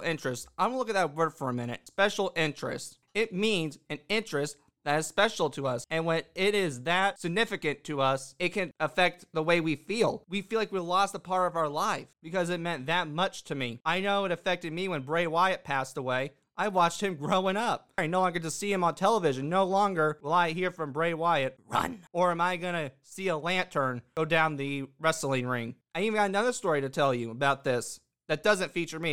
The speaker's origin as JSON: {"language": "English", "region": "Indiana", "country": "United States", "tie": "born or raised there", "said": "Indiana happens to be my hometown."}